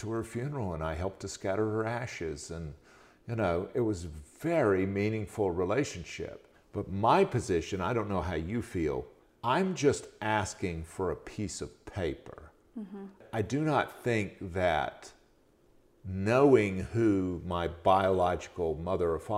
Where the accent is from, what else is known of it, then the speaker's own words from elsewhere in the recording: Macon, Georgia, United States; I was born in Macon, Georgia